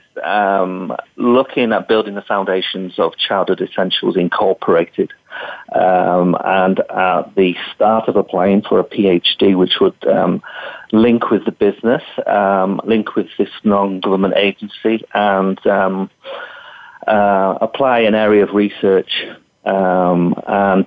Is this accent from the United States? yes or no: no; England, United Kingdom; moved away as an adult; also born or lived in Western Australia; now in Australia; I was born in England and was qualified in England